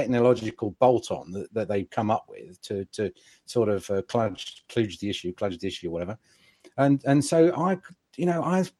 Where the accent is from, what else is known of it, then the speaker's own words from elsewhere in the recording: England, United Kingdom; as an English gentleman